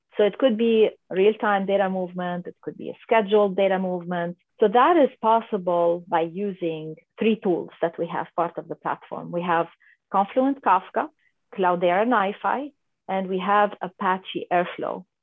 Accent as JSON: {"language": "English", "country": "Lebanon", "tie": "born or raised there", "moved": "as an adult", "lives_now": "San Diego, United States", "said": "I'm originally from Lebanon, uh, mm-hmm. from a little country in the Middle East by the Mediterranean Sea called Lebanon. And so I was born and raised there"}